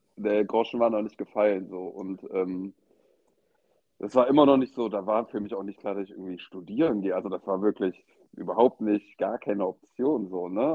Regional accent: Eschweiler, North Rhine-Westphalia, Germany; now in Cologne, Germany; Ich komme ursprünglich aus Aachen, also beziehungsweise Eschweiler. Das ist so mhm. in der zehn Minuten von Aachen entfernt. Ähm, da bin ich geboren, da wohnen auch immer noch meine Eltern

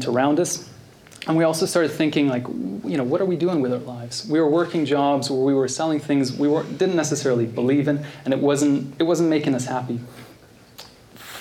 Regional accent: Norway; moved away as an adult; also born or lived in Canada; I'm originally from Norway. I moved to Canada when I was 19. That explains the accent

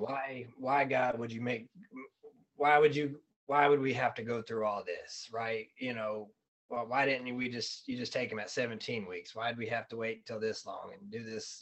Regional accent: Fayetteville, North Carolina, United States; now in Arizona, United States; I'm from Fayetteville, North Carolina

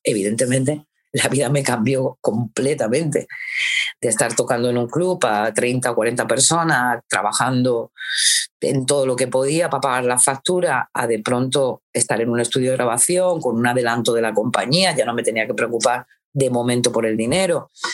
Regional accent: Granada, Andalusia, Spain; moved away as an adult; also born or lived in Alcalá la Real; Mis padres se vinieron aquí a Granada y, y esta es mi ciudad, porque claro, en el pueblo yo he vivido añitos solamente, y aunque tengo un hilo ahí y un cariño a mi pueblo, porque es mi pueblo, pero Granada es mi ciudad. Entonces, bueno, aquí es donde he crecido

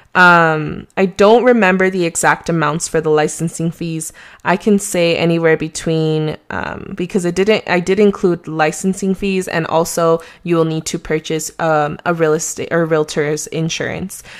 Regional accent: Mexico; accent: Mexican; my Mexican accent

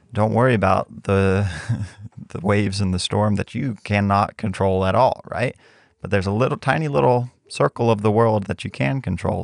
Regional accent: Mexico; growing up in Mexico

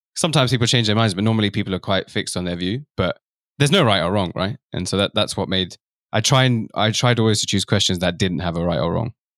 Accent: London, United Kingdom; I'm from London, and my parents are from East Africa, but I'm Indian background

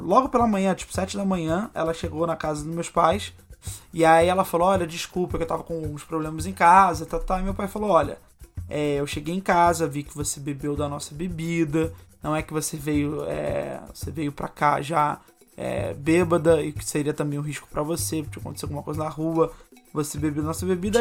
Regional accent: Rio de Janeiro, Brazil; eu estava morando no Rio de Janeiro, eu sou carioca

